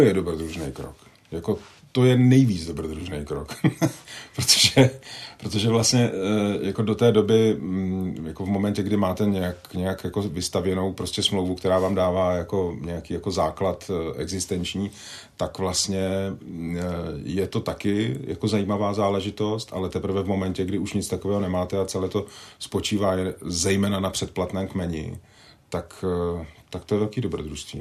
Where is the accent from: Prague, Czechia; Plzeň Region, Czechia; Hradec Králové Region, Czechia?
Hradec Králové Region, Czechia; Vrchlabí; Já jsem vyrůstal částečně ve Vrchlabí